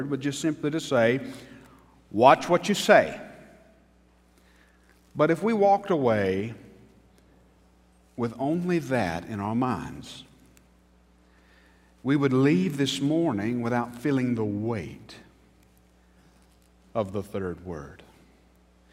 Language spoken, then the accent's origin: English; Newnan, Georgia, United States; moved away as an adult; So when I moved back to Newnan